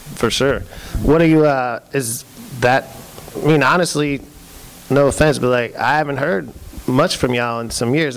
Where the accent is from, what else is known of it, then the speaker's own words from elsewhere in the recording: Pennsylvania, United States; moved away; I'm from Pennsylvania originally